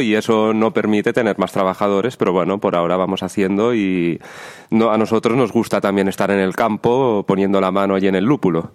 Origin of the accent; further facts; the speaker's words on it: Lleida, Catalonia, Spain; yo soy de Lleida, cerquita de aquí